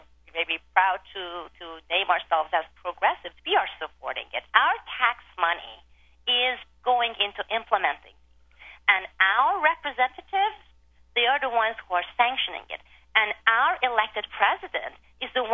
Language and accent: English; Iran; moved away; I grew up in Iran.